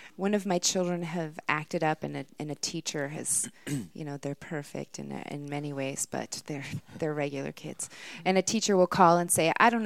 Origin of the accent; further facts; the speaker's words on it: Minnesota, United States; accent: Minnesotan; my Minnesotan accent